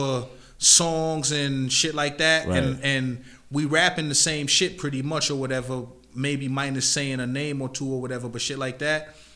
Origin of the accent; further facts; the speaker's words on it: Amityville, New York, United States; I'm in from Amityville. I lived on the north side most of my life